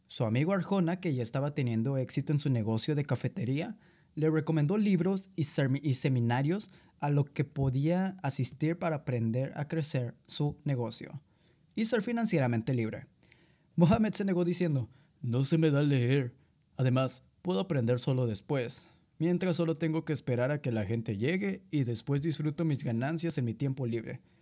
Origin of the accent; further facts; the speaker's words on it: southern Tamaulipas, Mexico; un emprendedor de 19 años de la zona sur de Tamaulipas